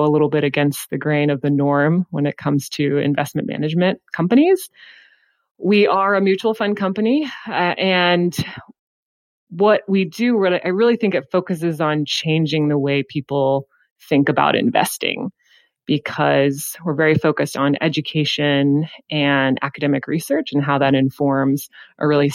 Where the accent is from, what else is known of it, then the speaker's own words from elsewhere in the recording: Houston, Texas, United States; now in Austin, United States; I did move here from Houston, Texas, but I am a native Texan.